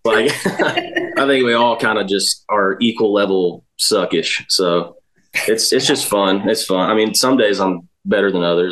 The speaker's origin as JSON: {"language": "English", "town": "Dallas", "region": "Georgia", "country": "United States", "moved": "yes", "lives_now": "Nashville, United States", "said": "I'm from Dallas, Georgia. It's about um, 40 minutes northwest of Atlanta"}